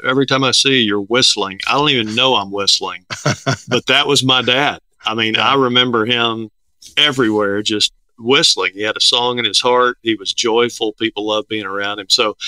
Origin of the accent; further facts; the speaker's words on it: Denton, Texas, United States; Grew up in Denton, Texas